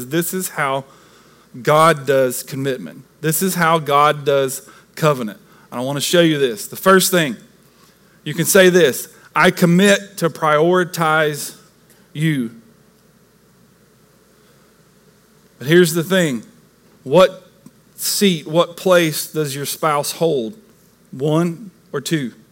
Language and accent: English; the South, United States; this good old Southern boy